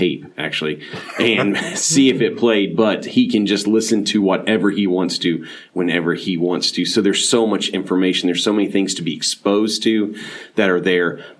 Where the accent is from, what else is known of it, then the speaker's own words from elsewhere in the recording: Clearwater, Florida, United States; moved away as an adult; now in Dunn, United States; We grew up together in Clearwater, Florida